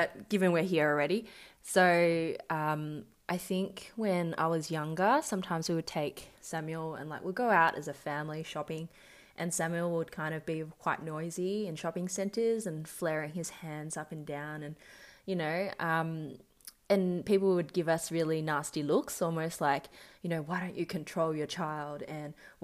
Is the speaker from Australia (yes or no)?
yes; Melbourne, Victoria, Australia; I was born and raised in Melbourne, Australia.